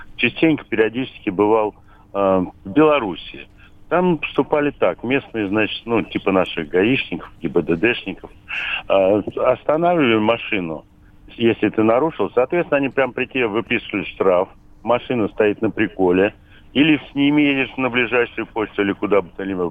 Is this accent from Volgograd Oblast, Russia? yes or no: no; Balashikha, Moscow Oblast, Russia; Я сам из Подмосковья, из Балаши